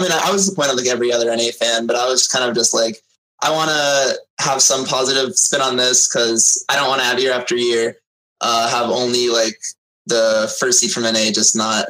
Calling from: Connecticut, United States; I'm calling from Connecticut.

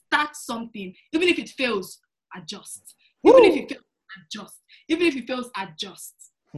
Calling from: Toronto, Ontario, Canada; also born or lived in Montreal, Canada; I'm calling from... So my school was in Montreal, Canada, but now I moved to Toronto, Canada.

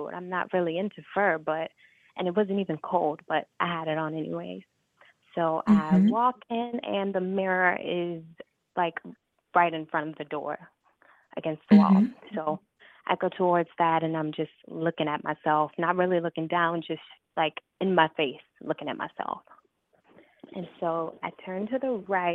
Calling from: Chicago, Illinois, United States; I'm calling from Chicago

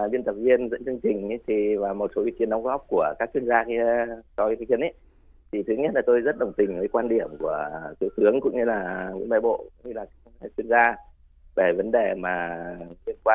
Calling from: Vinh Phuc, Vietnam; ở Vĩnh Phúc ạ.

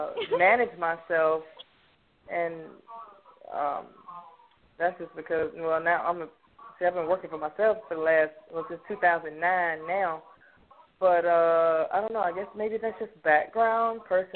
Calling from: Fairburn, Georgia, United States; That's right. I'm calling from Fairburn, Georgia.

